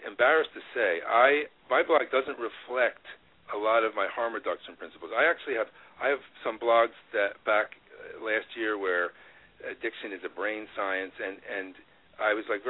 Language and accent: English; Woodstock, New York, United States; I'm like an ex-hippie. I grew up in Woodstock and peace and love